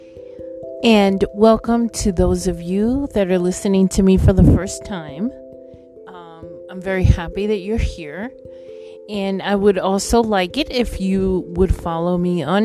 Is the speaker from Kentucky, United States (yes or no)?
no; New York, United States; I come from a Caribbean Latin country. My parents do. I was born in New York.